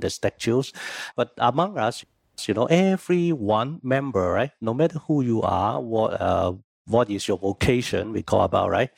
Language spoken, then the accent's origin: English; Hong Kong; moved away as an adult; now in Singapore; I was born in Hong Kong